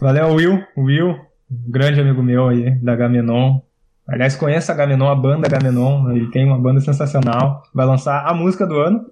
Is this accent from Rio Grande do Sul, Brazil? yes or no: yes; Rio Grande do Sul, Brazil; nós aqui somos do Rio Grande do Sul